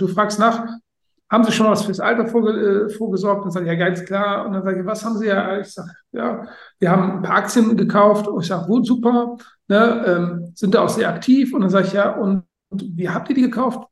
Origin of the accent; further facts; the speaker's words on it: Germany; ich äh, bin Deutscher